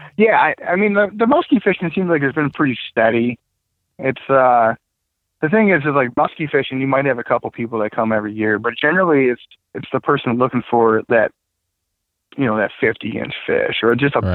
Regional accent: Waterford, Michigan, United States; I grew up in Waterford. Um, I grew up on Pontiac Lake.

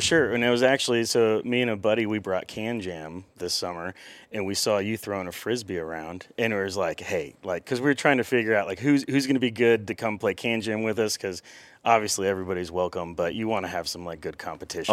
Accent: Cassville, Missouri, United States; I grew up in Cassville, Missouri, which is a small town.

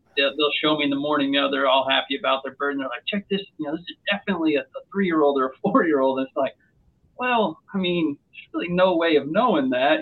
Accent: Western New York, United States; now in Georgia, United States; I grew up in Western New York

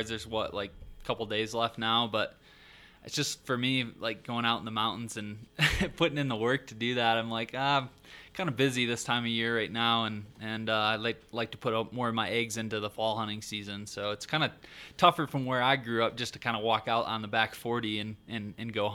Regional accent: Michigan, United States; now in Colorado, United States; growing up in Michigan, I'm used to hunting whitetails

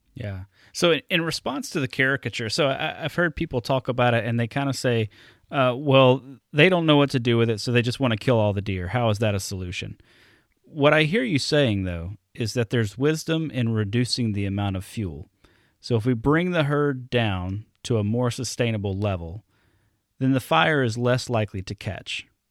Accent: Alabama, United States; now in Wisconsin, United States; growing up in Alabama. Um, and then I, I move up here to Wisconsin

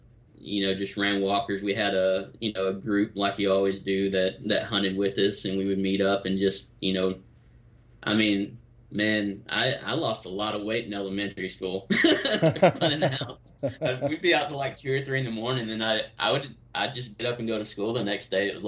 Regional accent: Texas, United States; I grew up in East Texas, and my dad is like, everybody around us would always call him like the Daniel Boone of East Texas.

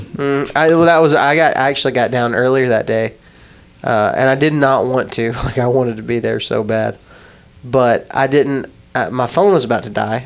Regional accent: West Texas, United States; when I was growing up in West Texas

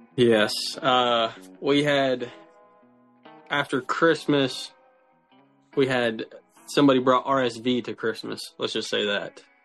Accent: Central Ohio, United States; I'm from Central Ohio

